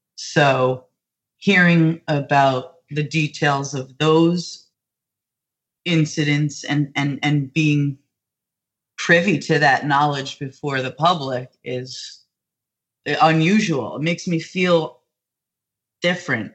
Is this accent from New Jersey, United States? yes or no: yes; New Jersey, United States; I'm from New Jersey and I currently live not even 45 minutes from my hometown